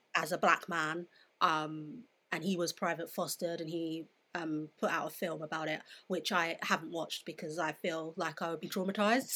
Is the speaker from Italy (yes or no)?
no; London, United Kingdom; I grew up in Southeast London, which is very diverse